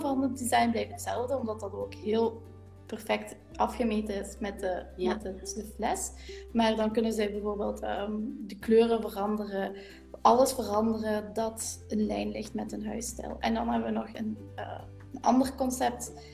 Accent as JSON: {"language": "Dutch", "area": "Limburg", "region": "Flanders", "country": "Belgium", "accent": "Limburg", "said": "in de streek van waar we vandaan komen, je hoort dat ook aan mijn accent, mhm. ik, eh, kom van Limburg"}